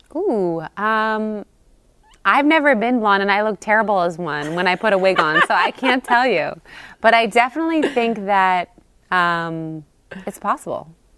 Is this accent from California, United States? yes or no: yes; California, United States; now in New York, United States; I'm from California.